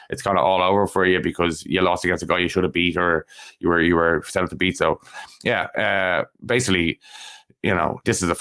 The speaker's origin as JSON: {"language": "English", "country": "Ireland", "said": "we're allowed we're allowed kind of as Irish MMA fans as the thing be excited about these guys going to the UFC"}